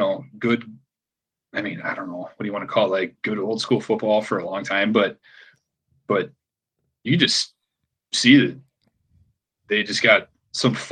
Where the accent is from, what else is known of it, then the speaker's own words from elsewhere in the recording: Minnesota, United States; now in Portland, United States; And even here in Portland, people know I'm from Minnesota